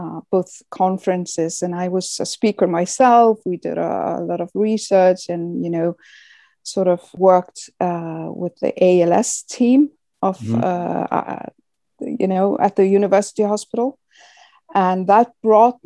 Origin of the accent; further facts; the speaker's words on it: Iceland; we in Iceland, because it's a welfare country